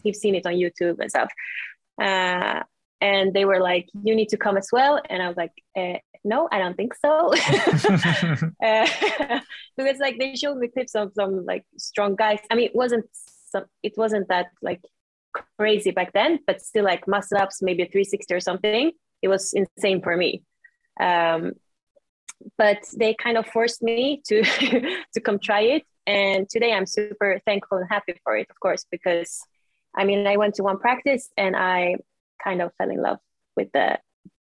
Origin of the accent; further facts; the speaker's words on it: Sweden; also born or lived in Stockholm, Sweden; I'm from Sweden.